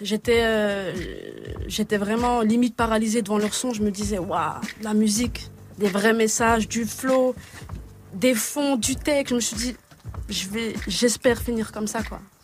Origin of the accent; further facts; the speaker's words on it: Montbéliard, Bourgogne-Franche-Comté, France; je viens de Montbéliard, une petite province en Franche-Comté